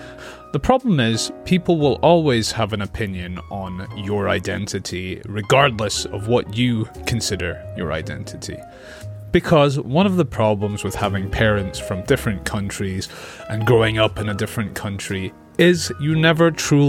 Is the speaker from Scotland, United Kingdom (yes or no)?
yes; Scotland, United Kingdom; Filipino. My mom is from the Philippines, and my dad is from England. However, I grew up in Scotland